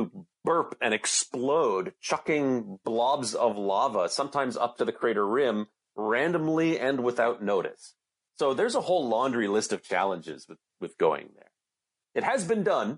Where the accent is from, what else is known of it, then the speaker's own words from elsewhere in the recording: Canada; I'm from Canada. I'm not American